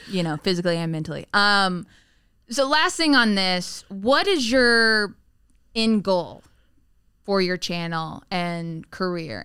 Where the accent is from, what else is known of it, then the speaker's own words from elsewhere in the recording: the South, United States; moved away; I grew up in the South